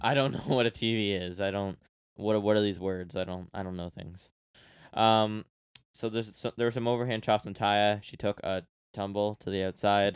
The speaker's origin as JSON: {"language": "English", "country": "Canada", "said": "I'm Canadian"}